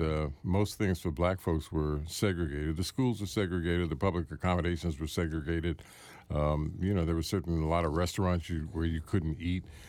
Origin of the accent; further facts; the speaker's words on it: Washington, District of Columbia, United States; I was born here